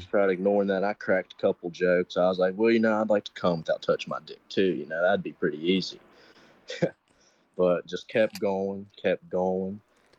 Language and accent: English; West Virginia, United States; West Virginia.